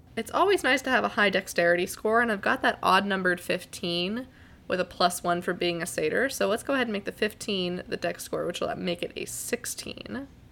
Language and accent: English; Pacific Northwest, United States; I am from the Pacific Northwest.